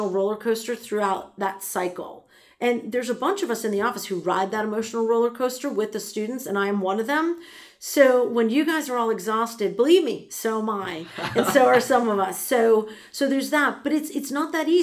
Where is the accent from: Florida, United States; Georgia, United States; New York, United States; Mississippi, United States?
New York, United States; moved away as an adult; I'm from New York